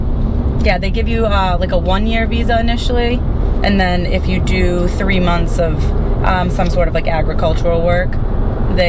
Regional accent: United States; as an American

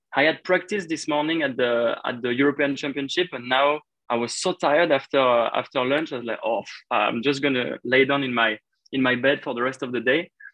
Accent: Paris, Île-de-France, France; my hometown

